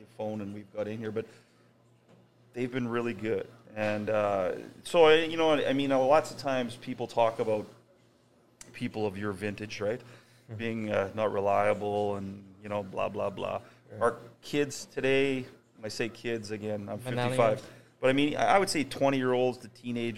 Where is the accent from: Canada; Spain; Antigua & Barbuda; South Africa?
Canada; Winnipeg, Manitoba; I grew up on Arden Avenue in St. Vital